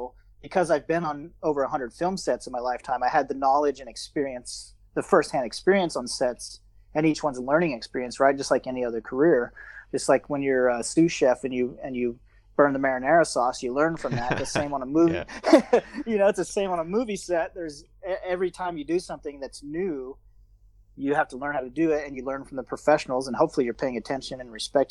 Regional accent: Georgia, United States; moved away as an adult; now in Bangkok, Thailand; I grew up in Georgia, the state of Georgia, not the Georgia in Russia

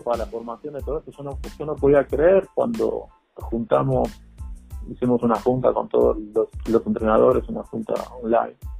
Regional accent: Argentina; moved away as an adult; now in Mexico; yo soy argentino

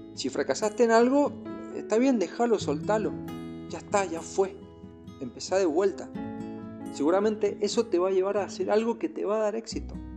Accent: Argentina; now in Chile; soy de Argentina, pero estoy viviendo en Chile ahora con mi familia

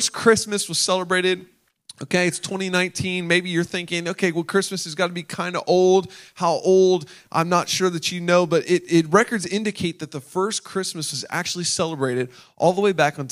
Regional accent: Delaware, United States; I was born and raised in Delaware

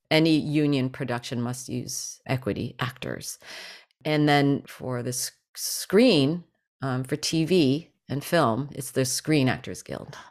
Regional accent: New Jersey, United States; growing up in New Jersey

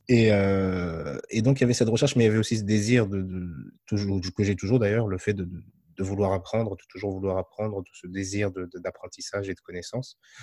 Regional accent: France; je suis né en France, je suis d'origine marocaine, de mes deux parents

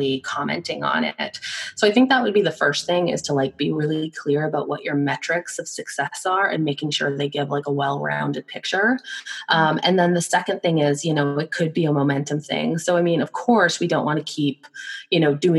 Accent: Victoria, British Columbia, Canada; I'm from Victoria, BC, up in Canada

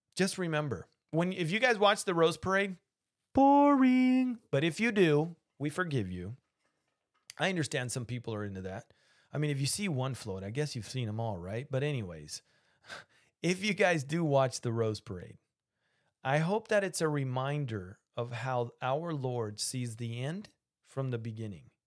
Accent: Argentina; I can do that accent because I'm from Argentina and, uh, yo hablo español

